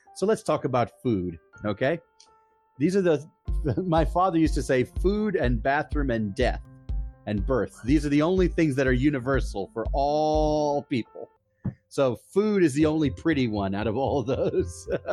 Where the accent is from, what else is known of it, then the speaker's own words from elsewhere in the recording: Hershey, Pennsylvania, United States; I'm from Hershey, Pennsylvania, USA